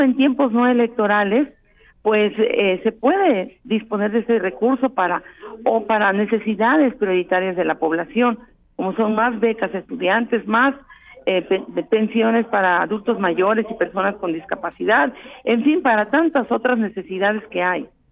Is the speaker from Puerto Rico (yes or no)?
no; Veracruz, Mexico; como somos los porteños